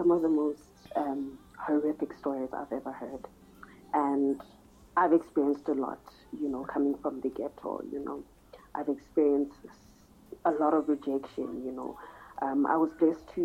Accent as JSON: {"language": "English", "town": "Sebokeng", "region": "Gauteng", "country": "South Africa", "tie": "born or raised there", "said": "I'm from South Africa in a place called Sebokeng-Vaal."}